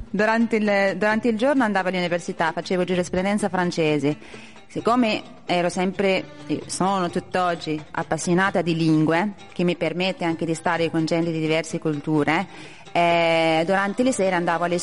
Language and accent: Italian; Casablanca, Casablanca-Settat, Morocco; Italian is a second language; moved away as an adult; also born or lived in Perugia; now in Italy; vengo da Casablanca, dal Marocco. Da quanti anni hai che stai in Italia? Da quasi sette anni.